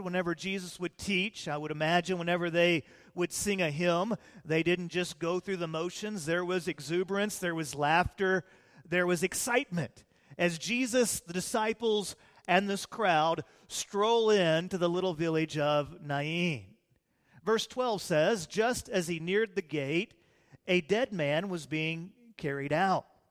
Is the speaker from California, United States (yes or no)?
no; Illinois, United States; now in Texas, United States; I was raised in Illinois before I was saved, And, uh, then we came down to Texas after I got saved